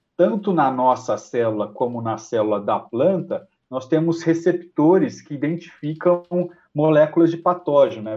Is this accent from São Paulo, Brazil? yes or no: yes; São José do Rio Preto, São Paulo, Brazil; eu sou paulista, né? Eu sou natural de São José do Rio Preto